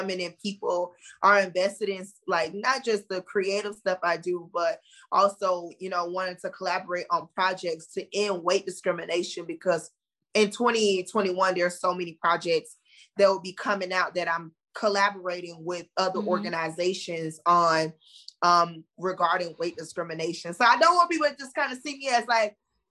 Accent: Sanford, Florida, United States; I am from Sanford, Florida, which is a small town outside of Orlando.

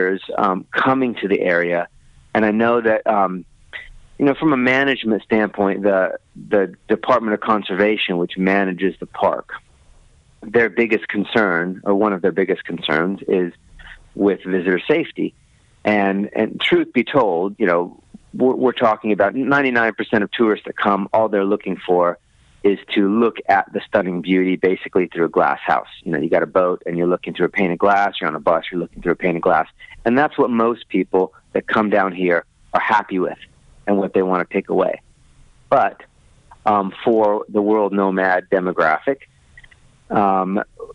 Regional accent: United States; moved away as an adult; now in New Zealand; I'm from the States

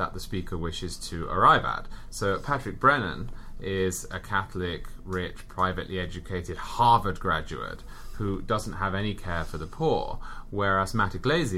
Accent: England, United Kingdom; also born or lived in Southern California; now in Connecticut, United States; I'm from England, I work in New York, and I live in Connecticut.

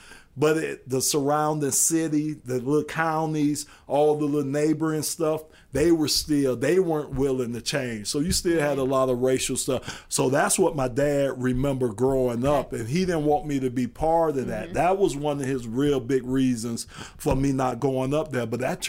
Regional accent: Miami, Florida, United States; I'm from Florida

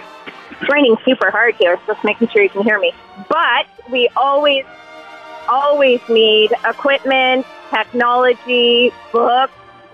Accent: Canada; I'm a Canadian.

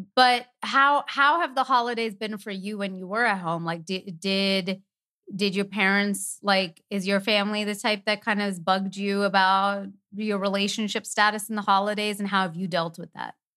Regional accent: Canada; moved away; we're from Canada

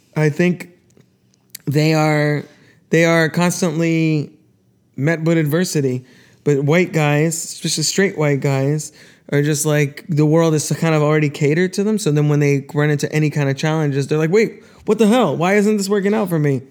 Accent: Florida, United States; we're from Florida

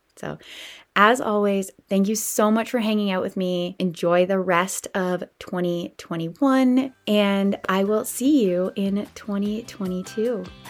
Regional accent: Canada; I am a Canadian girl

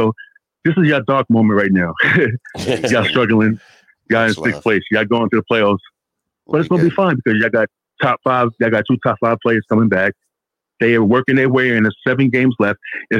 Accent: New York City, New York, United States; Okay, so I'm from New York City.

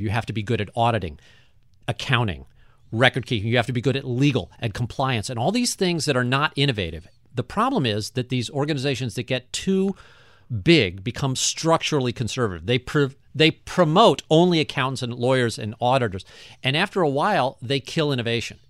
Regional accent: St. Louis, Missouri, United States; I wanted to build something in my hometown that was going to not only show off how cool Saint Louis is

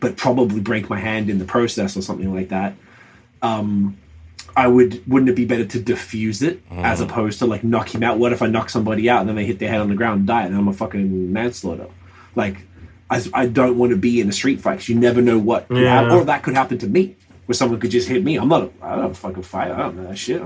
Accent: Melbourne, Victoria, Australia

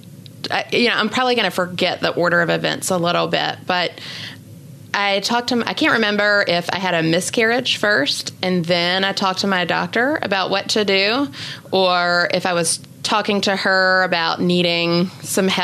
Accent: Wilson, North Carolina, United States; now in Charlotte, United States; I grew up near Raleigh, yeah, in Wilson, North Carolina.

